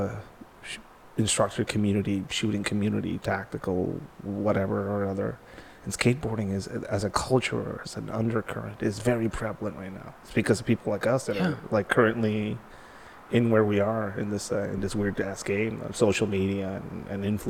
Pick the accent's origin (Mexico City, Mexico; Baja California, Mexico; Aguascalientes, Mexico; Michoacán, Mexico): Baja California, Mexico; Tijuana; I grew up skateboarding in Tijuana, didn't have a lot.